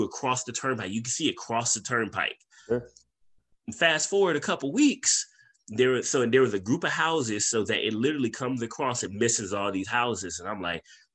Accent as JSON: {"language": "English", "region": "California", "country": "United States", "moved": "yes", "said": "I'm from Cali. I'm an earthquake guy"}